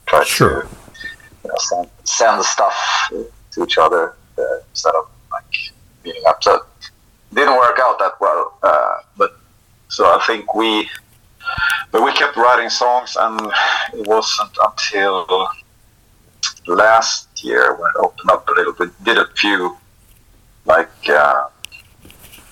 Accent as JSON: {"language": "English", "country": "Sweden", "tie": "born or raised there", "said": "It was really dull growing up in Sweden"}